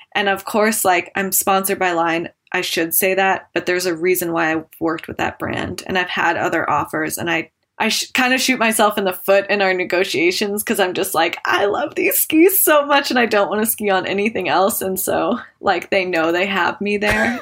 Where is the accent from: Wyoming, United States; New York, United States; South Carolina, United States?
Wyoming, United States; Jackson; I grew up in Jackson and definitely grew up skiing with my family